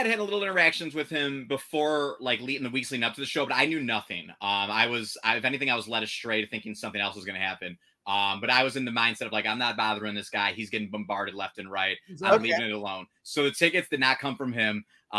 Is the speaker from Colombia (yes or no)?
no; Chicago, Illinois, United States; You know, I'm from Chicago and, you know, there's a lot of history in wrestling here